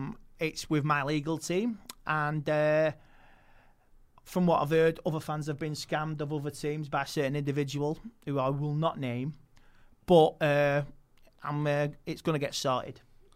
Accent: Manchester, North West England, United Kingdom; I'm from Manchester.

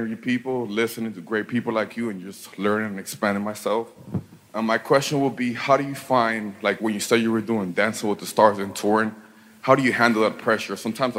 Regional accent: Miami, Florida, United States; I'm from Miami

